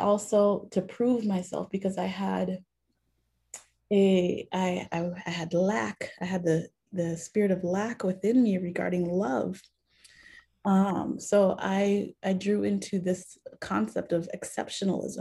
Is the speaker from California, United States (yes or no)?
no; Minneapolis, Minnesota, United States; we grew up in the Haitian Christian Fellowship, which was the first Haitian church that my father started here in the Twin Cities